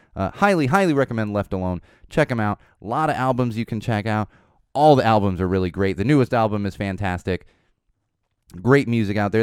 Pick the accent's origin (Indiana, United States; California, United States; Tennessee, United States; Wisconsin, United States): California, United States; Poway; the Albertos are in Poway